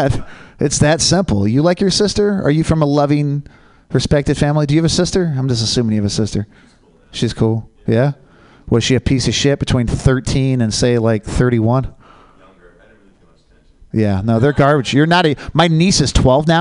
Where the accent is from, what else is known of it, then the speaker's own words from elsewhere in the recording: Oregon, United States; I'm from Oregon